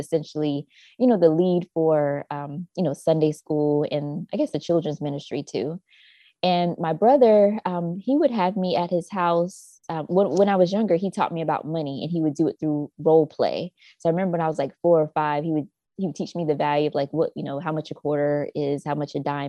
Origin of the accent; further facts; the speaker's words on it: Jacksonville, North Carolina, United States; I grew up in a small town called Jacksonville, North Carolina. It's very rural. And yes, Southern girls of North Carolina